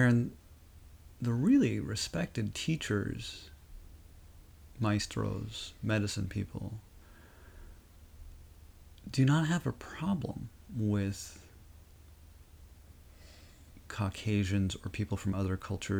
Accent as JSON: {"language": "English", "area": "Rosebud Reservation", "region": "South Dakota", "country": "United States", "tie": "born or raised there", "said": "I grew up on the Rosebud Reservation, which is Lakota Sioux"}